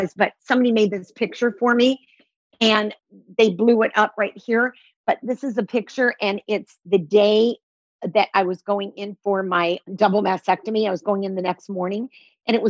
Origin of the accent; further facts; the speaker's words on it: Detroit, Michigan, United States; moved away; I was raised in Detroit